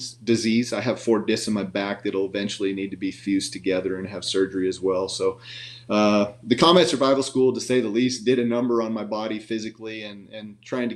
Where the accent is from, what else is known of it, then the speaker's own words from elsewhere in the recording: Montana, United States; now in Spanish Fork, United States; I grew up in Montana. I was a country boy, grew up on a farm